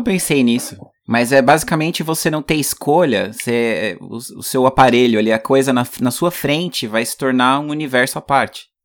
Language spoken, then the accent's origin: Portuguese; Brazil; moved away as an adult; also born or lived in Canada; now in United States; não voltaria pro Brasil